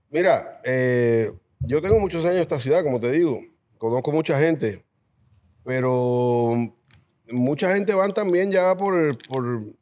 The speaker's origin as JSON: {"language": "Spanish", "country": "Spain", "lives_now": "Puerto Rico", "said": "Cuando vine de España, llegué a Puerto Rico"}